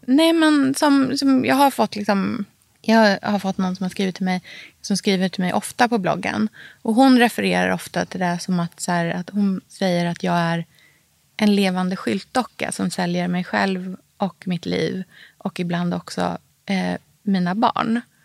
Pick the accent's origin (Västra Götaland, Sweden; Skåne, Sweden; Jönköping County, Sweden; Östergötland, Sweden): Östergötland, Sweden; Norrköping; det livet som jag hade hemma i Norrköping